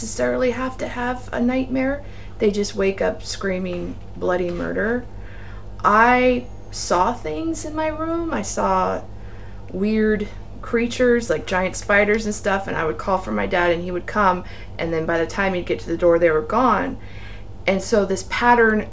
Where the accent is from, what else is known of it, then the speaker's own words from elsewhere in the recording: Torrance, California, United States; also born or lived in San Diego County, California; now in San Diego, United States; I'm from Torrance, California. I was born there in 1978, and we lived there until I was 35